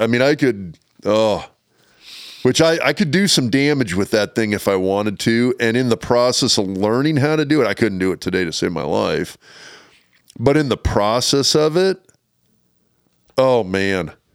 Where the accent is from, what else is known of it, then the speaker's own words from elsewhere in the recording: Lincoln, Nebraska, United States; I grew up in Lincoln, Nebraska